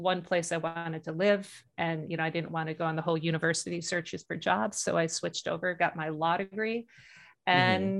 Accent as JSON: {"language": "English", "town": "Chicago", "region": "Illinois", "country": "United States", "tie": "born or raised there", "moved": "as an adult", "lives_now": "Alaska, United States", "said": "I grew up in Chicago"}